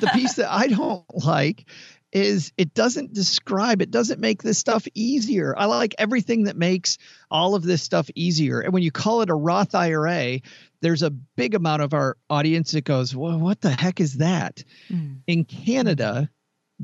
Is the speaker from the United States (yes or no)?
yes; Kalamazoo, Michigan, United States; I am from Kalamazoo, Michigan